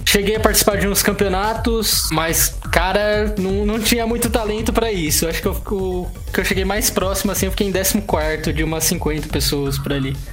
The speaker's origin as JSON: {"language": "Portuguese", "region": "São Paulo", "country": "Brazil", "also_born_or_lived": "Sorocaba", "said": "eu sou de São Paulo"}